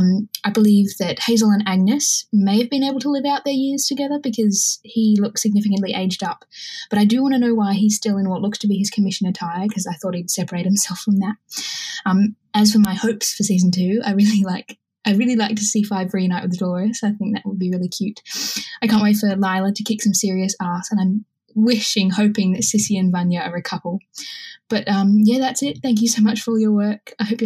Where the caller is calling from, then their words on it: Australia; I'm a listener from Australia, and I really wanted to say that I love your podcast.